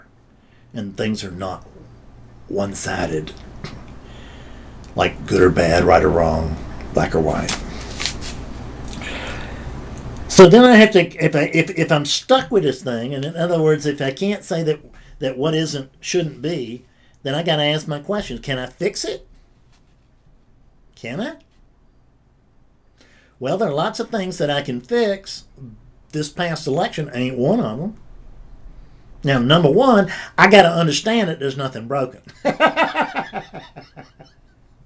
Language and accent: English; South Carolina, United States; I'm from South Carolina